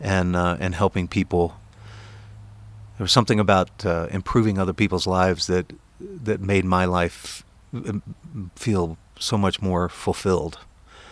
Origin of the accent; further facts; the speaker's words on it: East Coast, United States; also born or lived in North Carolina; I grew up on the East Coast. I was always an East Coast person.